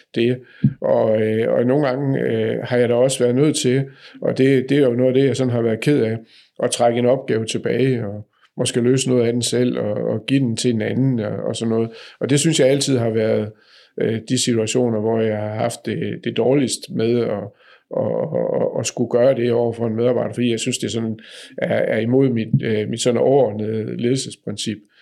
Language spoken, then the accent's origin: Danish; Nørresundby, North Denmark Region, Denmark; Nørre Sundby, hvor jeg er opvokset